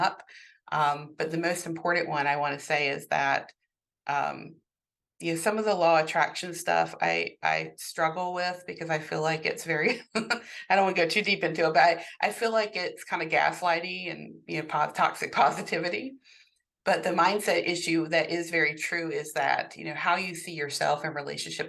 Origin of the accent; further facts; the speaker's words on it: the South, United States; I grew up in the South, in a Southern Baptist household